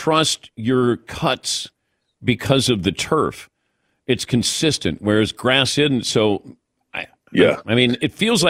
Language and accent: English; Cincinnati, Ohio, United States; I grew up in Cincinnati, and I went to watch the Bengals.